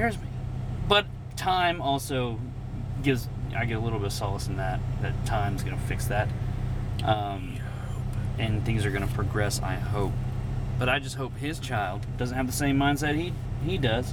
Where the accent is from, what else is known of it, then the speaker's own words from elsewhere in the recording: the South, United States; growing up in the South